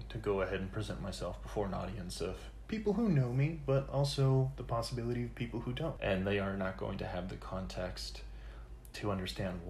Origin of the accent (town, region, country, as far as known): United States